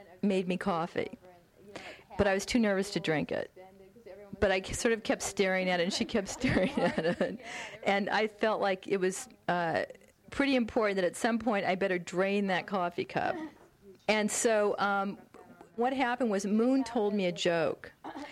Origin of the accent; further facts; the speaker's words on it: the Valley, California, United States; I was from the Valley